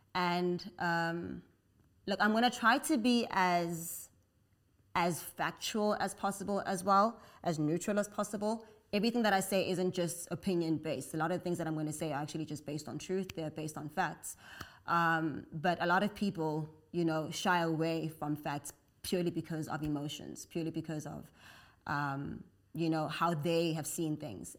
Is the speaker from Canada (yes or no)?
no; South Africa; So I'm African, I'm South African